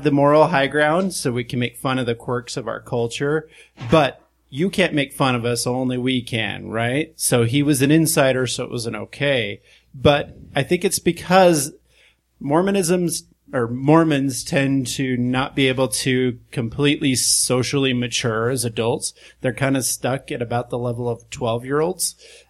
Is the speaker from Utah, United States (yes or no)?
yes; Utah, United States; when I was a kid in the 90s growing up in Utah County